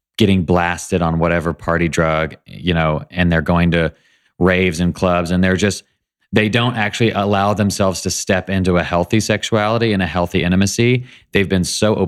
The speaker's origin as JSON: {"language": "English", "town": "Nashville", "region": "Tennessee", "country": "United States", "tie": "born or raised there", "said": "I was raised in Nashville by amazing parents"}